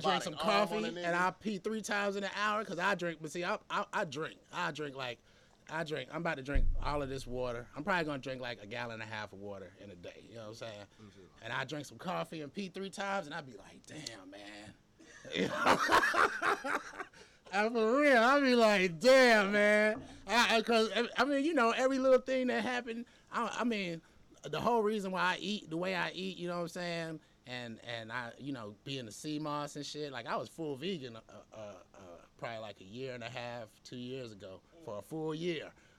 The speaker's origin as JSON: {"language": "English", "town": "Atlanta", "region": "Georgia", "country": "United States", "said": "I'm from Atlanta."}